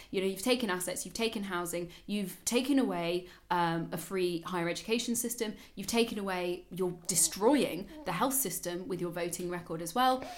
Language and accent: English; United Kingdom; moved away as an adult; also born or lived in Germany; now in Berlin, Germany; i used to be so proud of britain and being raised there especially when i came to germany